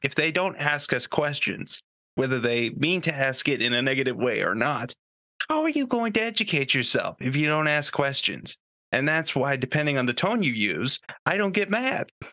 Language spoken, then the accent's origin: English; Canada; I'm Canadian